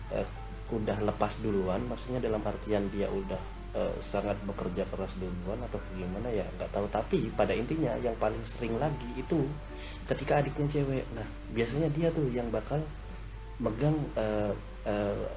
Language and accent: Indonesian; Java, Indonesia; karena gue orang Jawa gitu